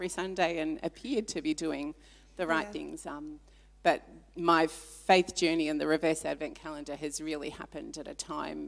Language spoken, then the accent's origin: English; Melbourne, Victoria, Australia; moved away as an adult; also born or lived in Papua New Guinea; now in Ballarat, Australia; I was born in Papua New Guinea on Good Friday, a long time ago, and I was raised, born there, but came back to Australia when I was three. Raised in Melbourne, in a wonderful Christian home